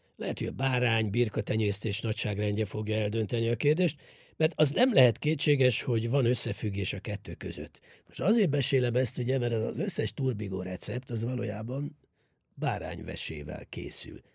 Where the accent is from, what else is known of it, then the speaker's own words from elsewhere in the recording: Hungary; Számunkra, magyarok számára